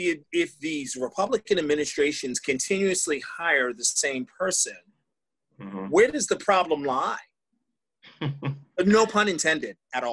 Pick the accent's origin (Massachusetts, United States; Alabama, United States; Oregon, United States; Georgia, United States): Massachusetts, United States; I'm from Massachusetts